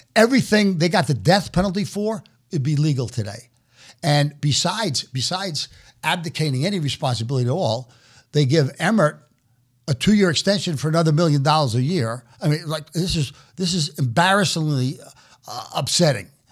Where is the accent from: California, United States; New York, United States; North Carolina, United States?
New York, United States; New York City; moved away as an adult; also born or lived in Omaha; now in New York City, United States; I was born and raised in New York City